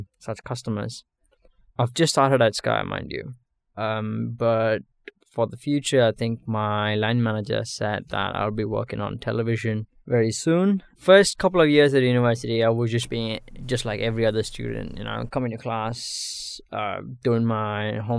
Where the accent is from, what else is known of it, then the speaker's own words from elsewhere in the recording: Bangalore, Karnataka, India; moved away as an adult; now in United Kingdom; I'm from Bangalore, southern city in India. I studied there, completed my high school, and then moved over to the UK to study at the university